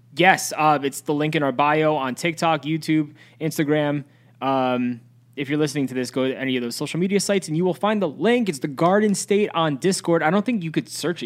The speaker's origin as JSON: {"language": "English", "town": "Cranford", "region": "New Jersey", "country": "United States", "tie": "born or raised there", "said": "growing up in Central, yeah, by the way, we're, we're Central Jersey in Cranford"}